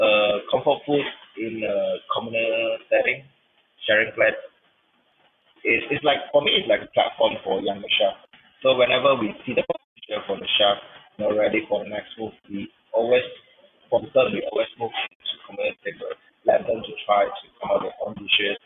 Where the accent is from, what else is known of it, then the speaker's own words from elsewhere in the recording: Malaysia; as a Malaysian chef